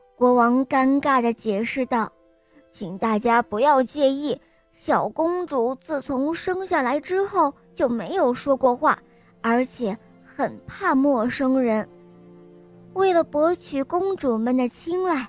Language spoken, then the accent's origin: Chinese; Chengdu, Sichuan, China; 我今年六岁半，我来自成都